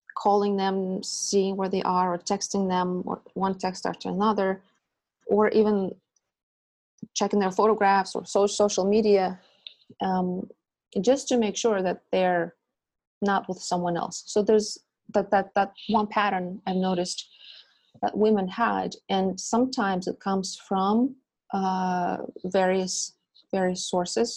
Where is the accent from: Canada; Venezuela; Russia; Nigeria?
Russia; moved away as an adult; now in United States; I come from Russia, and I was born in Soviet Union